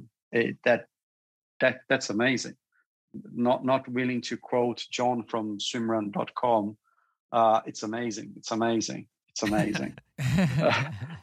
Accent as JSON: {"language": "English", "country": "Brazil", "moved": "as an adult", "lives_now": "United Kingdom", "said": "I come from Brazil as well. And I come from a city"}